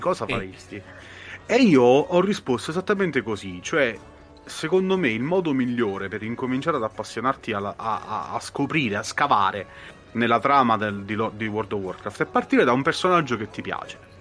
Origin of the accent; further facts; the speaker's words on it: Molise, Italy; sono molisano, quindi vivo in una, praticamente in un buco di culo dimenticato da Dio